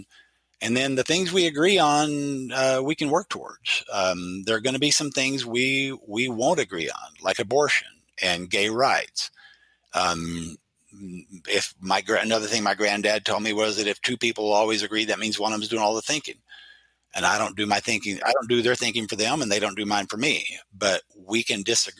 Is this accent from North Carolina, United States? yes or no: no; Oklahoma, United States; now in Idaho, United States; I grew up in Oklahoma, a very conservative state